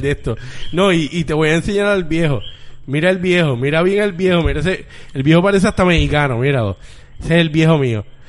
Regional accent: Bayamón, Puerto Rico; now in Carolina, Puerto Rico; yo soy de Bayamón

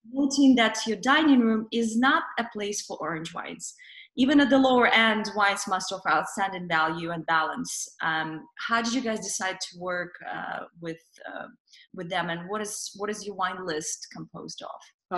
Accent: Russia; moved away; growing up in Russia

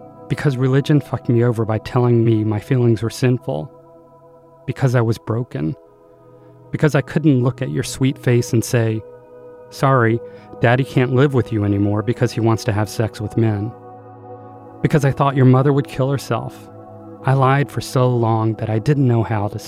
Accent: Greensboro, North Carolina, United States; I was born in 1963 in Greensboro, North Carolina. It was very a southern town, very provincial

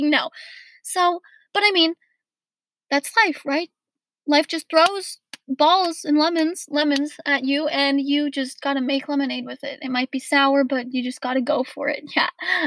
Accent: Portland, United States; moved away; I was born in Portland, right? And I've got all these best friends that I've had since I was like 5 years old.

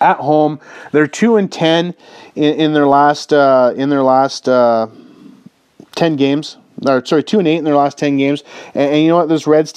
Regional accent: Canada; I grew up in Canada, and you know, we used to get the TBS Superstation growing up

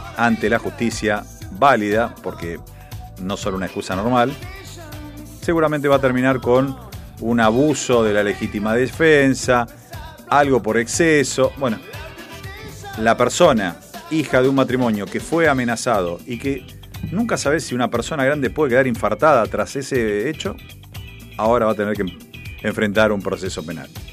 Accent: Argentina; Uno como argentino

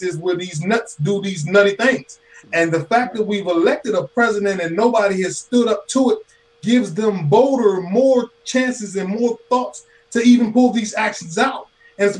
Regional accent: United States; I am a black man, but I'm an American.

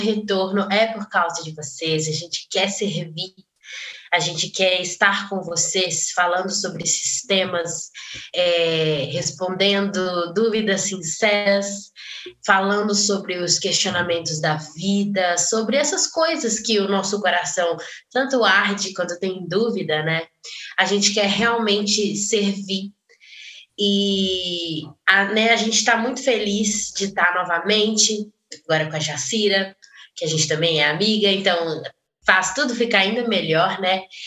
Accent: Belo Horizonte, Minas Gerais, Brazil; eu sou de Belo Horizonte, Minas Gerais, a terra do pão de queijo, graças a Deus. É, eu sou membro da Igreja Esperança, nasci e, cri, e fui criada lá

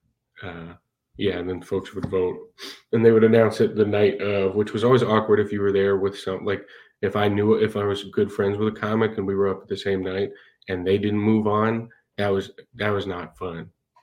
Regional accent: London, United Kingdom; moved away as an adult; I'm originally from London, but I picked this one up when I was in college.

